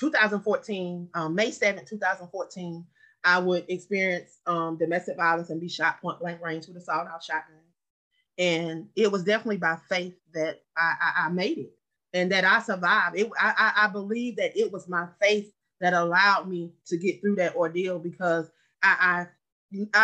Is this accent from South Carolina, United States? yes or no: yes; Anderson, South Carolina, United States; moved away; also born or lived in Atlanta, Georgia; my hometown, Anderson, South Carolina